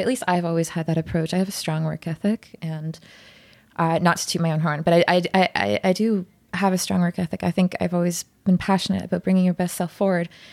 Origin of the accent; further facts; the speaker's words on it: Ottawa, Ontario, Canada; moved away; I'm from Ottawa